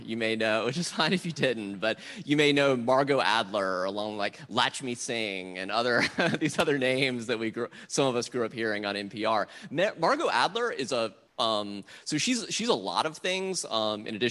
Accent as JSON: {"language": "English", "region": "South Carolina", "country": "United States", "tie": "born or raised there", "moved": "yes", "said": "I grew up Southern Baptist in South Carolina"}